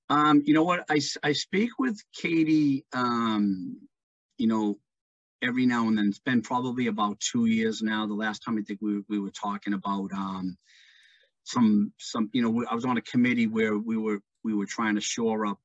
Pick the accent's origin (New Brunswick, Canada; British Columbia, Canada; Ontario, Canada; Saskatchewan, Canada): British Columbia, Canada; moved away as an adult; Uh, didn't want to leave my hometown, didn't want to leave BC, but it was just, it just, you know, had come to the point where I had to, um, you know, move on in my life, so to speak.